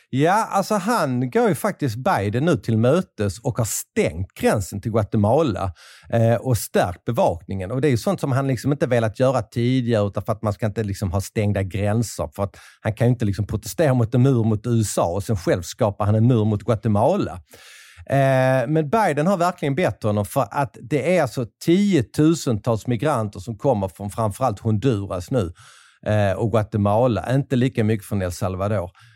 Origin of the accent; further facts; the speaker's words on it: Sweden; moved away; Jag kommer från ett litet land i, i periferin